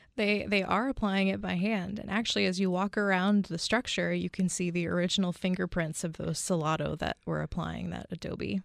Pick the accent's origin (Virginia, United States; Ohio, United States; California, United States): California, United States; Bay Area near San Francisco; moved away as an adult; also born or lived in Hawaii; now in Arizona, United States; born and raised in the, the Bay Area near San Francisco.